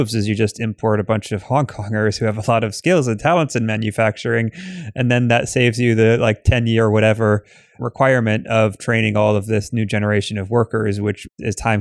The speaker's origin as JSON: {"language": "English", "country": "United States", "said": "putting on my hat as an American"}